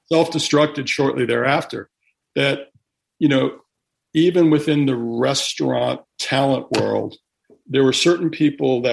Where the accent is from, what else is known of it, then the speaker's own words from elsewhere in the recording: Connecticut, United States; where I grew up in Connecticut